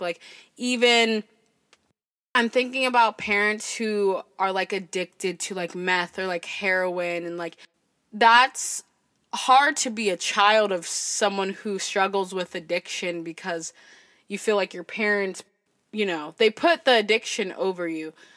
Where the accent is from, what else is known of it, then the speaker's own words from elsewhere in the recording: Berkeley, California, United States; I was born in Berkeley